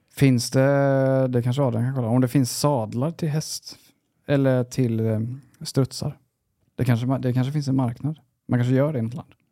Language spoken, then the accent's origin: Swedish; Sweden; jag var svensk